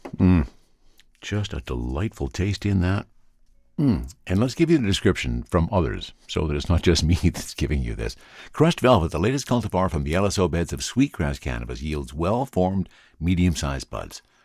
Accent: the Kootenays, British Columbia, Canada; moved away; I am originally from the Kootenays

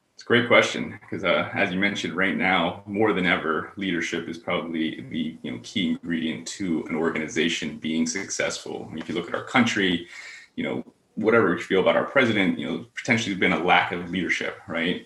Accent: Pennsylvania, United States; growing up in Pennsylvania

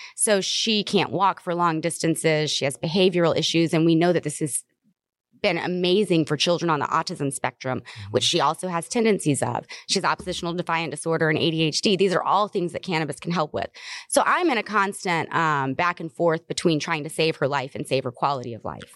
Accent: the South, United States; I'm from the South

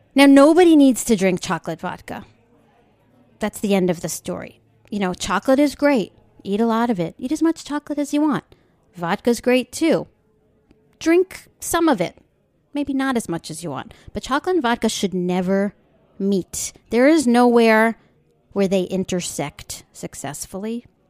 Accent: Long Island, New York, United States; I grew up on Long Island

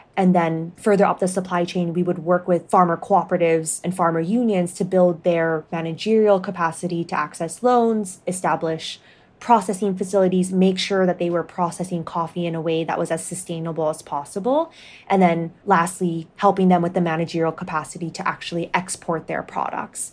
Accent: Hong Kong; moved away as an adult; also born or lived in United States / Ethiopia; I grew up in Hong Kong, so very cosmopolitan, and then went to the United States for my undergrad

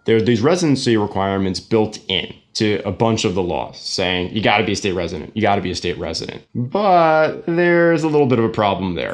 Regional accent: New York City, New York, United States; moved away as an adult; also born or lived in Jersey City, New Jersey; now in New Jersey, United States; I'm born and raised in New York, Staten Island

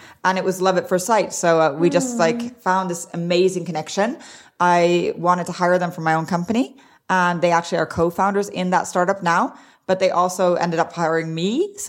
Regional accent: Arizona, United States; also born or lived in Sweden / Norway; I grew up in Arizona. Well, actually, I grew up everywhere. So I grew up in five different countries, but I mainly grew up in Arizona and in Sweden. A little bit in Norway as well.

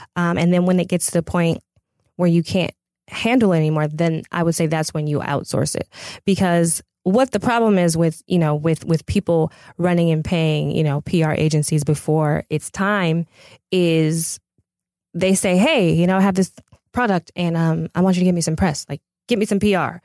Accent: Pasadena, California, United States; I'm originally from Pasadena.

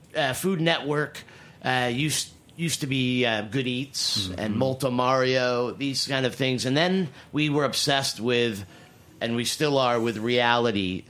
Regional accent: New England, United States; I am from New England

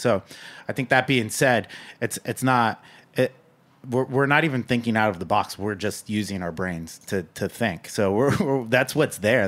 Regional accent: Napa, California, United States; now in New York, United States; I'm from Napa. I grew up in, in wine country

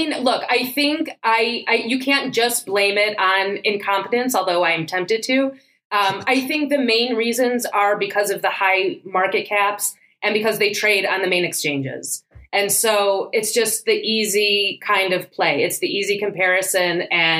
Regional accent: Chicago, Illinois, United States; moved away as an adult; also born or lived in New York; now in Israel; I grew up in Chicago.

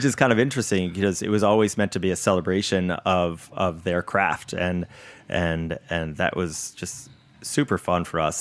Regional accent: Connecticut, United States; I grew up in Connecticut

